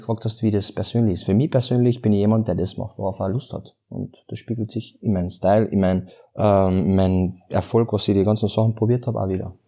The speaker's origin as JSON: {"language": "German", "town": "Klagenfurt", "region": "Carinthia", "country": "Austria", "said": "ich komme aus Klagenfurt"}